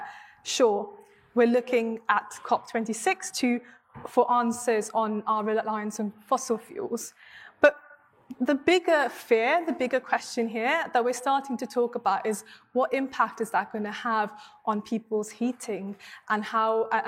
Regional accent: Mumbai, Maharashtra, India; now in United Kingdom; I grew up in Mumbai, in Bombay, as was popularly known in India

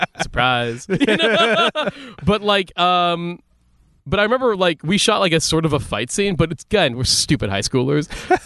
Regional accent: Philippines; because we're Catholic.

